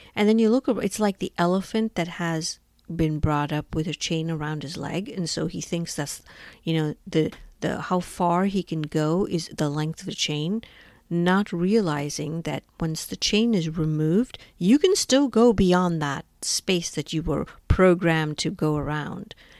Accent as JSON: {"language": "English", "country": "India", "tie": "born or raised there", "moved": "as an adult", "lives_now": "United States", "said": "I was born and brought up in India and moved to the United States when I was twenty years old"}